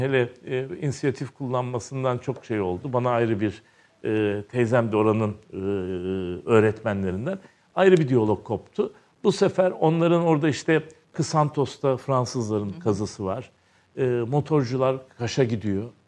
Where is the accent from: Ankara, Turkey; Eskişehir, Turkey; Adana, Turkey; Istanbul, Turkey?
Istanbul, Turkey; also born or lived in Izmir; tarihsel yarımada doğduğum yer. E, avrat taşı dedikleri Arkadius sütununun hemen iki sokak ilerisinde Haseki'nin tam başlangıcında iki katlı bir ahşap evde dünyaya geliyorum.